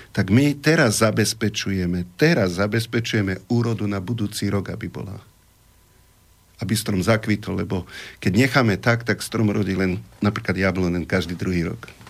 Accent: Slovakia; som tu vyrastol, tu som sa narodil

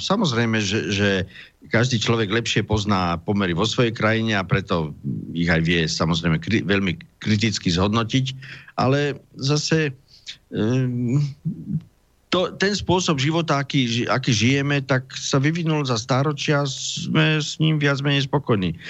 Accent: Slovakia; sme my Slováci takí slobodnejší

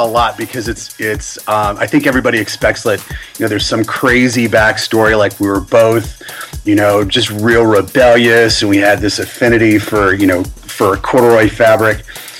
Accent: Florida, United States; also born or lived in Orlando, Florida; now in Kentucky, United States; I'm originally from Florida. I currently live in Kentucky.

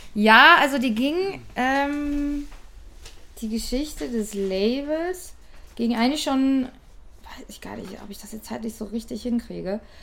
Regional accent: Ruhr area, North Rhine-Westphalia, Germany; ich komme aus dem Pott

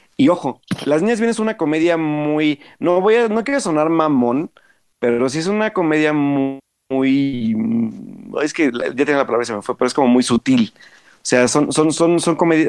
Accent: Mexico; nos refleja como sociedad mexicana

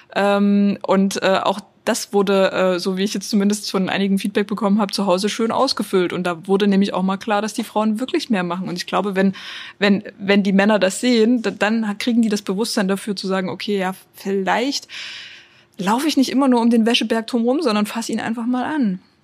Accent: Dresden, Saxony, Germany; ich komme aus Dresden

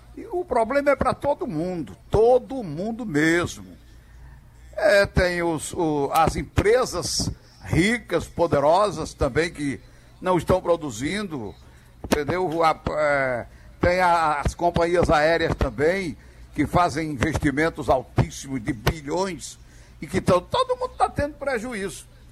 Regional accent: Caruaru, Pernambuco, Brazil; moved away; Bela Caruaru, onde eu nasci há algum tempo atrás.

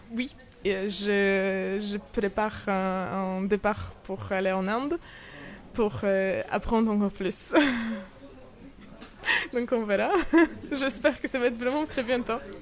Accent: Poland; French is a second language; moved away as an adult; also born or lived in Warsaw, Poland; now in Saint-Malo, France; je suis polonaise, toujours.

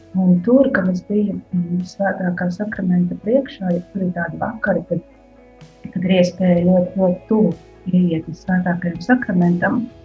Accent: Koknese, Vidzeme, Latvia; moved away as an adult; now in Riga area, Latvia; uzaugusi esmu no Kungnes pusē un savu tādu puse tā dzīves man ir pagājusi koknesē, kuras esmu augusi

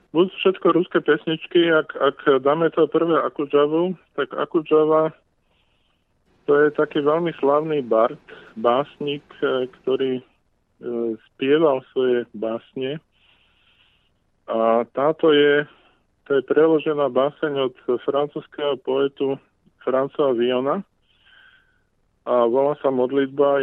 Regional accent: Slovakia; ja som obyčajný Slovak

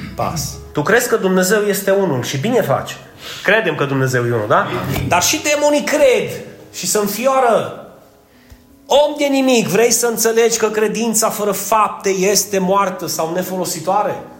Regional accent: Romania; noi, ca români

